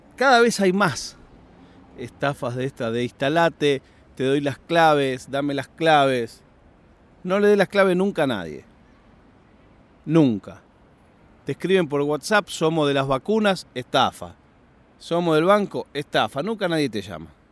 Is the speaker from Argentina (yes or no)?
yes; Argentina; now in Spain; no tengo duda ninguna de sentirme argentino. Viva donde viva